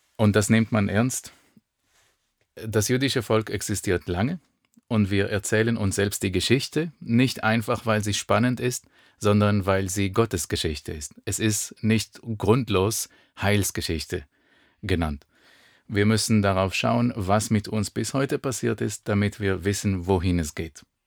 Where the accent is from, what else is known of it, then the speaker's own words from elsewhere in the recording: Israel; German is a second language; moved away as an adult; also born or lived in Germany; ich bin in Israel geboren und aufgewachsen